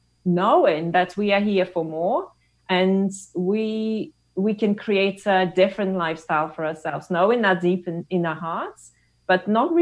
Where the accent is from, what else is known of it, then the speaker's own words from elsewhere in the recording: Russia; moved away as an adult; now in England; I'm originally from Russia. I relocated to England to join Paul 20 years ago also.